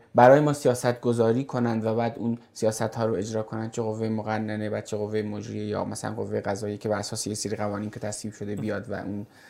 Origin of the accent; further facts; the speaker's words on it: Iran; ما مردم ایرانیم